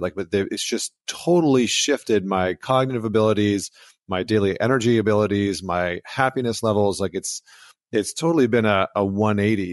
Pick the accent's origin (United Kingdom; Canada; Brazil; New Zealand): Canada; I'm from Canada